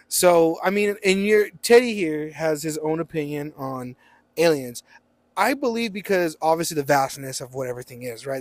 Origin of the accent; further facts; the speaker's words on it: Roswell, New Mexico, United States; we are from Roswell